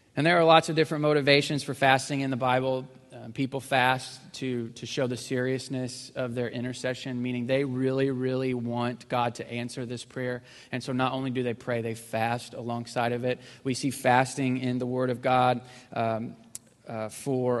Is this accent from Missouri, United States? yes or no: yes; Missouri, United States; moved away; I grew up in Missouri, so we're not super sophisticated up there.